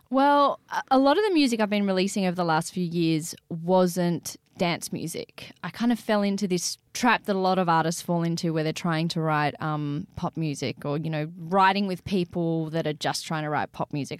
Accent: Sydney, New South Wales, Australia; the Sydney I grew up in.

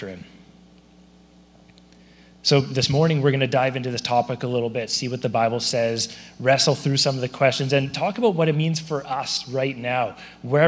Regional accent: Surrey, British Columbia, Canada; also born or lived in Abbotsford; I grew up in Surrey.

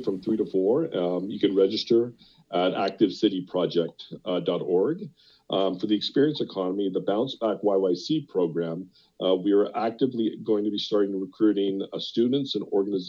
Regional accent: Burlington, Ontario, Canada; growing up in Burlington, I was a Hamilton Heights High Cat

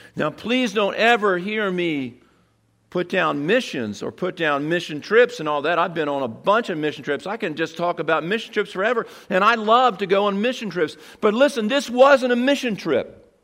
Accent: Seaford, Delaware, United States; I grew up in Seaford

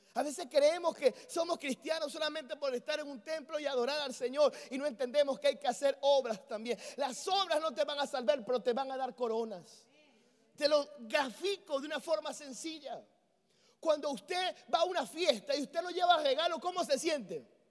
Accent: Venezuela

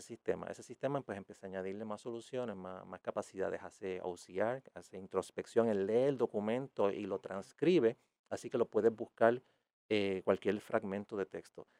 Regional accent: Aguada, Puerto Rico; yo soy de Aguada originalmente

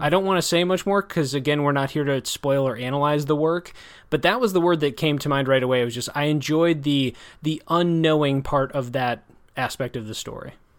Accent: Janesville, Wisconsin, United States; which is a nonfiction account of my hometown

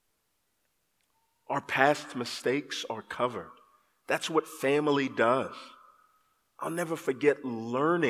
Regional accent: Texas, United States; I grew up in Texas

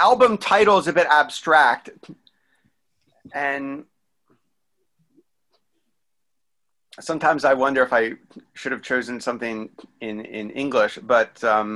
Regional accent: New Orleans, Louisiana, United States; moved away; also born or lived in Italy / New York City; My experiences in Italy, growing up in New Orleans, like living in New York City

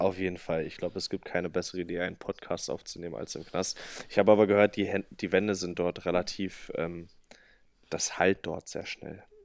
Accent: Salzwedel, Saxony-Anhalt, Germany; in Salzwedel, also meine Heimatstadt

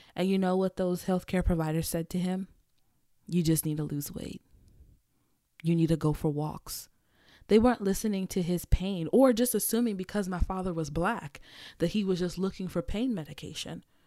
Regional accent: Nigeria; being Nigerian

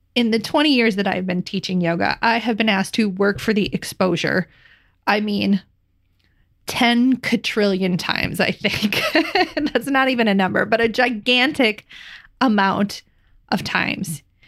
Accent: Midwest, United States; living and growing up in the Midwest

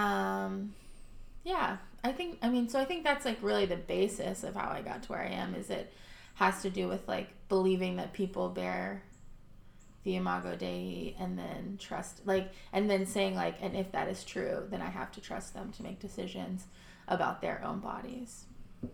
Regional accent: Texas, United States; growing up in Texas, attending a Baptist church

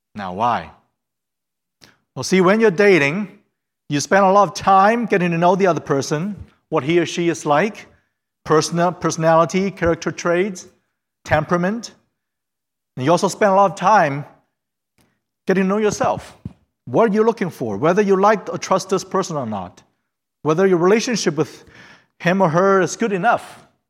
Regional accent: Fairfield, Ohio, United States; English is a second language; also born or lived in China / Hamilton, Ohio; I went to middle school in, Ha-, in Fairfield, and I was born in China

